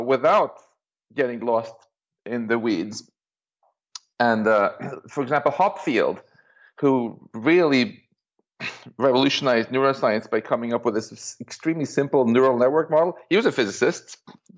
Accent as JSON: {"language": "English", "town": "Stockholm", "region": "Stockholm County", "country": "Sweden", "moved": "yes", "said": "I'm from Stockholm originally"}